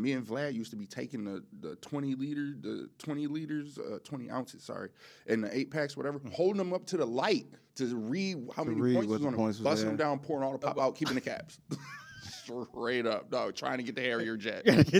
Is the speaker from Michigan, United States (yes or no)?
yes; Detroit, Michigan, United States; I'm from Detroit.